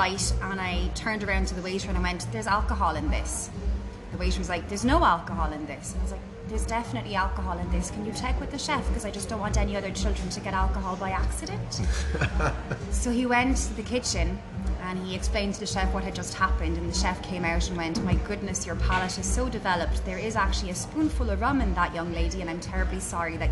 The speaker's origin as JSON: {"language": "English", "country": "Ireland", "said": "as Irish, self-deprecating humans"}